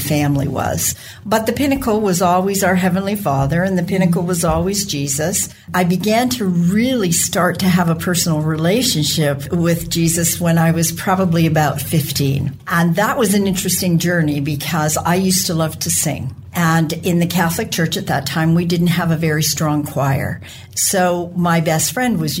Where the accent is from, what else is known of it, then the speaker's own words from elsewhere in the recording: Brantford, Ontario, Canada; moved away as an adult; also born or lived in Toronto, Canada; now in Western Canada; I grew up in Brantford and was educated in Toronto